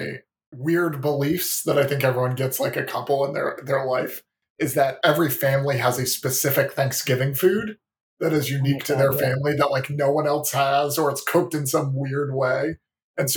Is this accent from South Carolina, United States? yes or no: yes; Rock Hill, South Carolina, United States; I am from Rock Hill, South Carolina, and upstate.